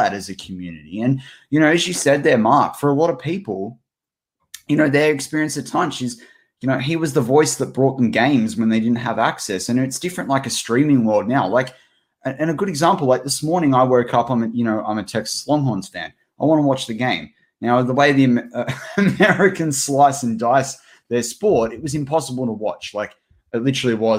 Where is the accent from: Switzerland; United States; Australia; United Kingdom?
Australia; we're two Aussie mates, we're two Aussie larrikins